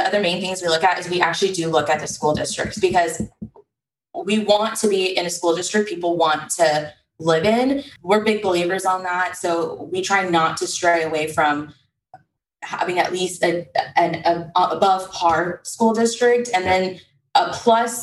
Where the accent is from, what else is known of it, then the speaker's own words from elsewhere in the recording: Texas, United States; we're from Texas